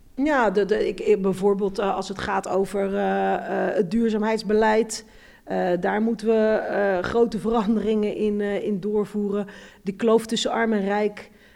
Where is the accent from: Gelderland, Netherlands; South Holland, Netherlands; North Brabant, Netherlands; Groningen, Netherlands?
South Holland, Netherlands; Rotterdam; Ik kom ook uit Rotterdam West. Hm. Dus uit de wijk waar arm en rijk door elkaar woont.